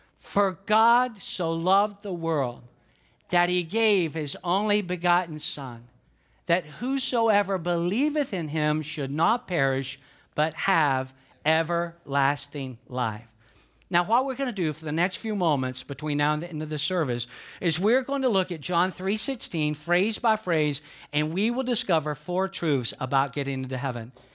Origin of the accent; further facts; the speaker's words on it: Atlanta, Georgia, United States; I'm from Georgia. I was born and raised in it, in Atlanta, Georgia